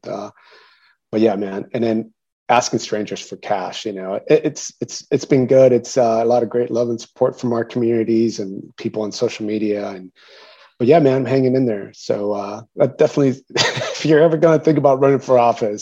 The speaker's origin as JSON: {"language": "English", "town": "San Antonio", "region": "Texas", "country": "United States", "tie": "born or raised there", "also_born_or_lived": "Mexico City, Mexico"}